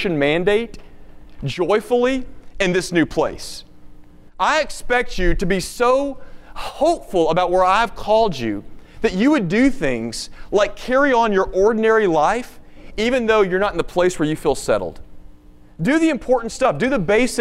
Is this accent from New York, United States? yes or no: no; Nashville, Tennessee, United States; now in Dallas, United States; I'm from Tennessee, and so my heartstrings are kind of pulled toward the hills of the Mid-South a little bit. I'm fourth generation Nashvillian